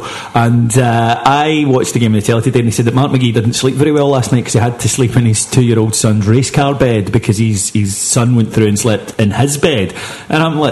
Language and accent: English; Kilwinning, Scotland, United Kingdom; I'm 32 years old, I come from Kilwinnan and I don't have any kids